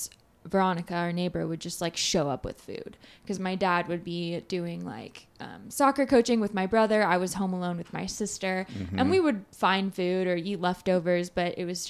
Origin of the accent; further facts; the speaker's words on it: Newton, Kansas, United States; also born or lived in Bogota, Colombia / Harrisonburg, Virginia; I mostly grew up in Newton, Kansas